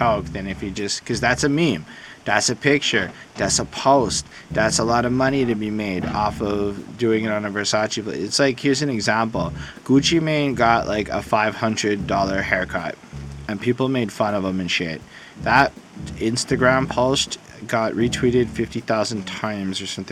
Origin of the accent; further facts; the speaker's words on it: Canada; I'm Canadian